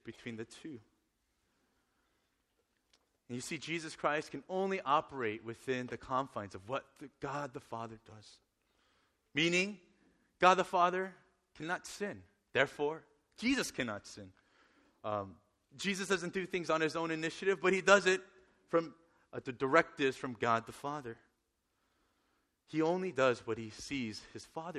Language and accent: English; Northern California, United States; I grew up in Northern California